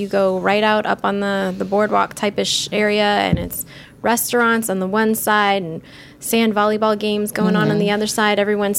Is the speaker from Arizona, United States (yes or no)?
no; Florida, United States; I grew up in Florida